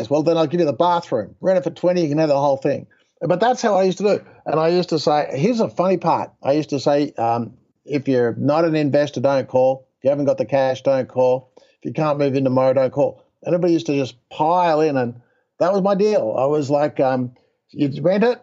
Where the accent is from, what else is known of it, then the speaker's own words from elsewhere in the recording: Australia; moved away as an adult; also born or lived in Texas; I'm an Australian guy